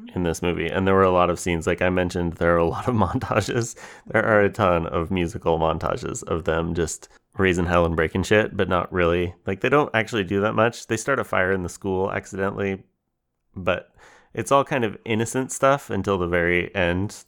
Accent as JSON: {"language": "English", "region": "Oregon", "country": "United States", "tie": "born or raised there", "said": "I grew up in Oregon"}